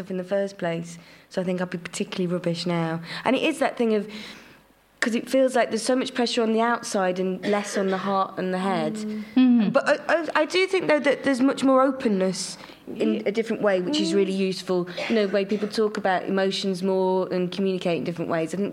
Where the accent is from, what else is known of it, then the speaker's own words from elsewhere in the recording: Morecambe, North West England, United Kingdom; I was about 8, and we grew up in Morecambe